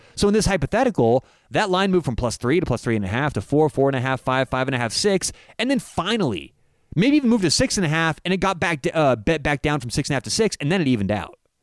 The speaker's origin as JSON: {"language": "English", "town": "Denver", "region": "Colorado", "country": "United States", "said": "I'm from Denver"}